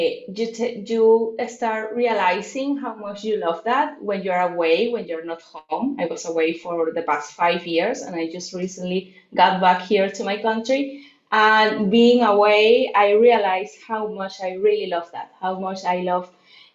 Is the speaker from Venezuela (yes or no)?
yes; Venezuela; English is a second language; I'm from Venezuela, Latin America